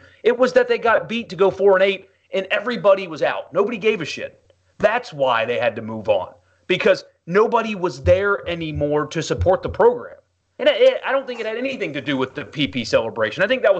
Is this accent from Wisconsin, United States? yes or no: no; South Carolina, United States; I'm from South Carolina